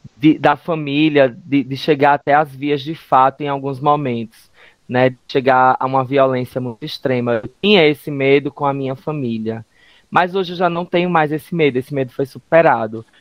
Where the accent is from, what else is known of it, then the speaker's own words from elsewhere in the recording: Northeast Region, Brazil; enquanto LGBTs, enquanto nordestinos